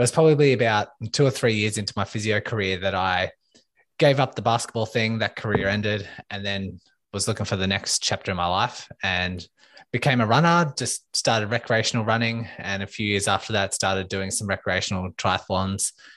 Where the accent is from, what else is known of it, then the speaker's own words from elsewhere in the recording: Melbourne, Victoria, Australia; I am from Melbourne, Australia